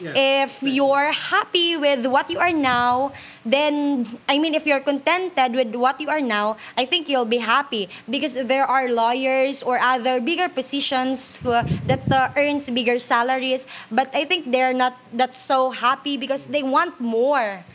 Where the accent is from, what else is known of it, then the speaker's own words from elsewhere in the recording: Leganes, Western Visayas, Philippines; I'm from Leganes